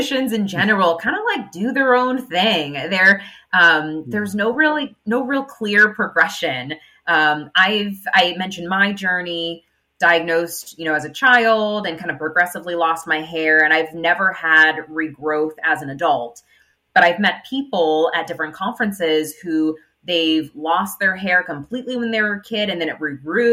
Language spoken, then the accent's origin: English; Inland Empire, California, United States; We're from the Inland Empire